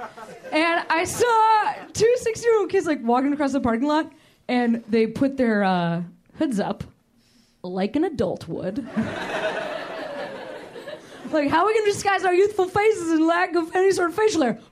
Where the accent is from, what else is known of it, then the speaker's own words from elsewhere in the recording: Chicago, Illinois, United States; moved away; Chicago's my hometown